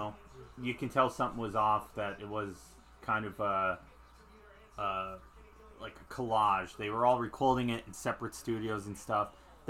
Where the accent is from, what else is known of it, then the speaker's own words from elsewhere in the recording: Scranton, Pennsylvania, United States; Scranton area, Pennsylvania.